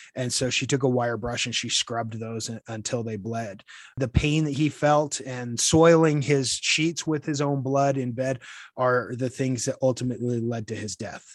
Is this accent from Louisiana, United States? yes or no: no; Utah, United States; moved away as an adult; also born or lived in Washington, D.C. / El Paso County, Colorado; now in Colorado Springs, United States; I grew up in Utah.